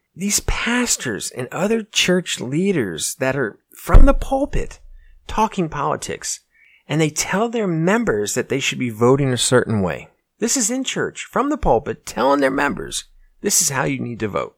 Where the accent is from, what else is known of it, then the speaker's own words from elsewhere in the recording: United States; As an American